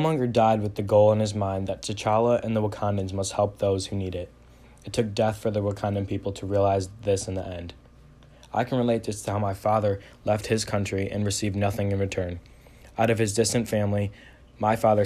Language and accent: English; Shelby Township, Michigan, United States; I'm from Shelby Township, Michigan